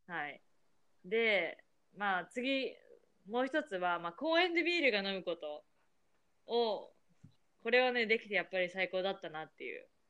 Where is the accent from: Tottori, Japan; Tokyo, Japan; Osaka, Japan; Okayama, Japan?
Tokyo, Japan; moved away as an adult; now in United States; 私の実家が東京なの